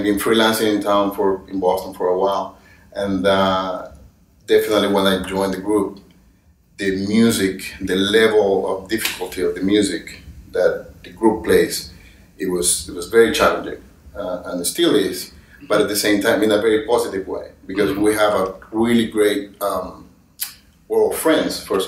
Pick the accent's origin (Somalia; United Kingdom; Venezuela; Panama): Venezuela; moved away as an adult; also born or lived in Caracas; now in New York, United States; I am from Venezuela originally